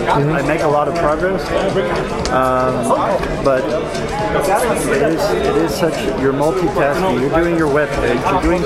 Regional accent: Munich, Bavaria, Germany; I'm from Munich

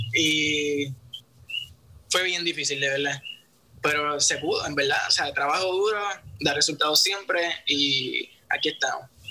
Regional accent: San Juan, Puerto Rico; soy de Santurce, Puerto Rico

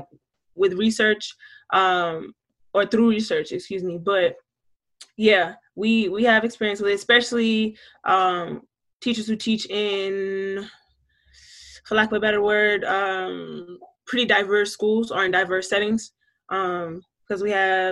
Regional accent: Georgetown, South Carolina, United States; I am from Georgetown, South Carolina. So I'm a Black woman from the South

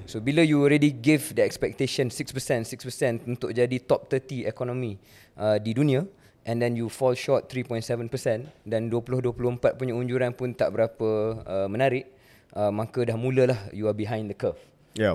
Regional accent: Malaysia; Saya kenalkan diri saya orang Malaysia

